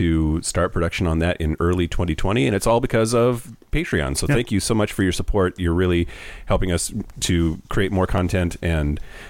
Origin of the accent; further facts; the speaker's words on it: Yakima, Washington, United States; now in Seattle, United States; I grew up in Yakima, Washington, which is in eastern Washington.